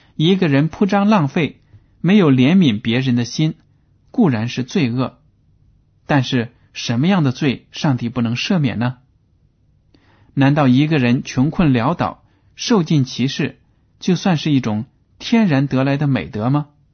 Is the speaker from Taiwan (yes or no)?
no; China; 我们中国人